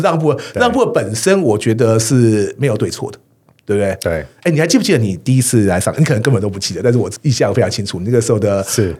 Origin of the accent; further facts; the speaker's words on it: Taiwan; 我们台湾人